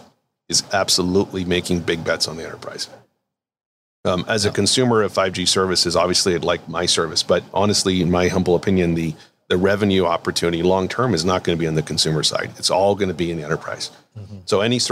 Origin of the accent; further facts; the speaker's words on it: Toronto, Ontario, Canada; now in Kirkland, United States; I'm from Toronto like you are.